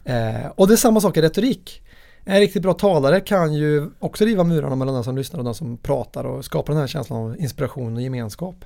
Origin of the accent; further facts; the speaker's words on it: Värmland, Sweden; min värmländska personlighet